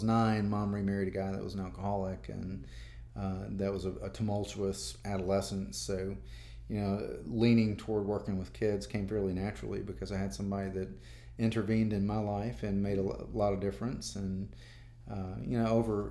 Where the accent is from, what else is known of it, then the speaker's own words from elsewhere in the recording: Henderson, Tennessee, United States; also born or lived in Memphis, Tennessee / Jackson, Tennessee; I grew up in Henderson